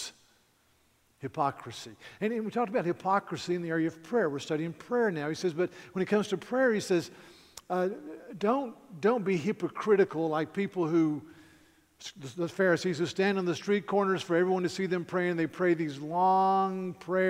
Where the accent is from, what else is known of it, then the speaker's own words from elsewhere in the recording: near Mount Pilot, North Carolina, United States; it's about a small town in North Carolina, very close to Mount Pilot, and I could see Mount Pilot from my front door. So I grew up in Mayberry, basically.